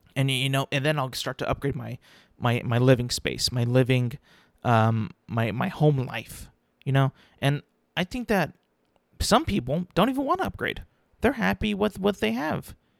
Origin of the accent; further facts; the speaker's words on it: California, United States; I'm a Californian